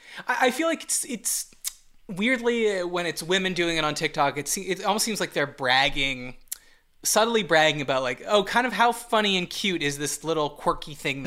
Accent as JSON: {"language": "English", "town": "Montreal", "region": "Quebec", "country": "Canada", "accent": "Montreal", "said": "my Montreal accent is annoying."}